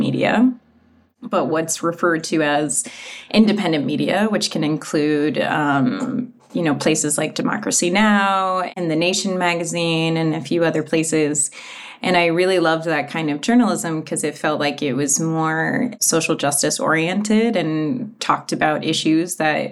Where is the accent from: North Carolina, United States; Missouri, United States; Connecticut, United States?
Connecticut, United States; moved away; I grew up in a very rural part of Connecticut